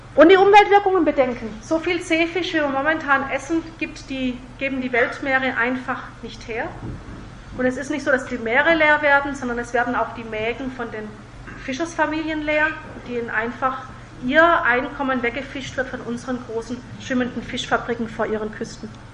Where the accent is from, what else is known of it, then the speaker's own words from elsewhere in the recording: Germany; bei uns in Deutschland und in Europa